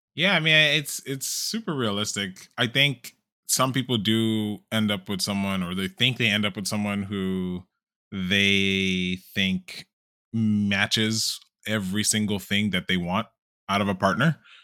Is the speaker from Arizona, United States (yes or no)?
no; Chicago, Illinois, United States; moved away as an adult; now in Texas, United States